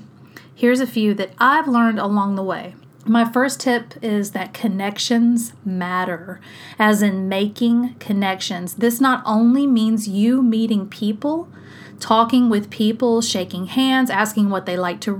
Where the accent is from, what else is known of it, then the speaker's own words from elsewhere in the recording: South Mississippi, United States; my hometown in South Mississippi